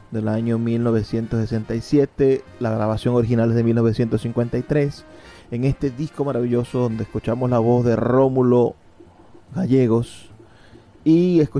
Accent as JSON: {"language": "Spanish", "country": "Venezuela", "said": "lo que somos como venezolanos."}